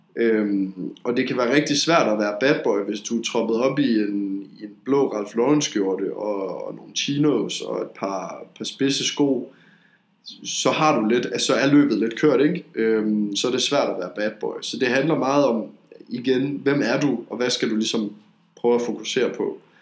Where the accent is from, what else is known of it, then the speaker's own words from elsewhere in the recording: Denmark; jeg er fra Jylland